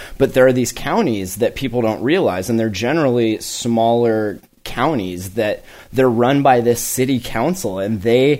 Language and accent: English; Montana, United States; now in Washington, United States; like I came from Montana to come work in the cannabis industry here in Washington